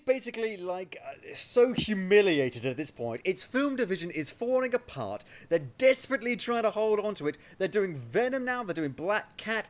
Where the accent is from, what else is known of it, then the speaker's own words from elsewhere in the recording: England, United Kingdom; moved away; also born or lived in Oxfordshire; I am English